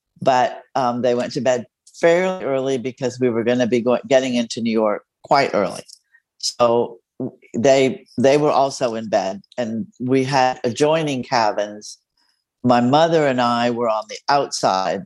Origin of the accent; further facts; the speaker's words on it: Mexico; first language Spanish; English is a second language; now in San Antonio, United States; my first language is Spanish. I was born in Mexico.